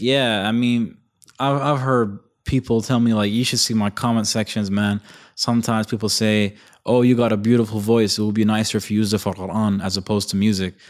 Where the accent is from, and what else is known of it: Bahrain